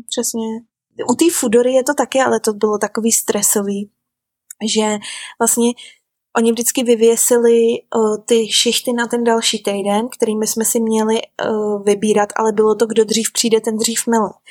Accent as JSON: {"language": "Czech", "country": "Czechia", "also_born_or_lived": "Vancouver, Canada", "moved": "as an adult", "lives_now": "New Zealand", "said": "u nás v Čechách"}